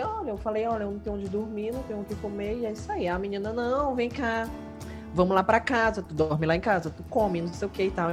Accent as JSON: {"language": "Portuguese", "region": "Maranhão", "country": "Brazil", "said": "eu sou do Maranhão"}